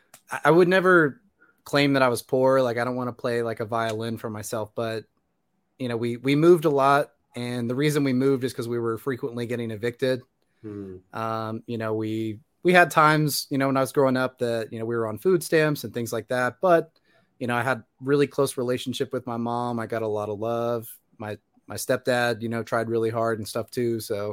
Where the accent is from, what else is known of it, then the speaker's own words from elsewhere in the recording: Indiana, United States; moved away as an adult; now in Atlanta, United States; Originally from Indiana. I moved down to, currently I'm in Atlanta, Georgia.